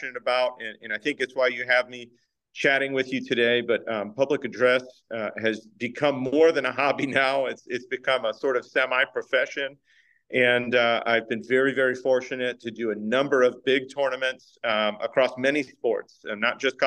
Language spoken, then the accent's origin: English; Baltimore, Maryland, United States; moved away as an adult; I was in East Baltimore. People say where in East Baltimore, and I'll say Highland Town because they know that part of the city pretty well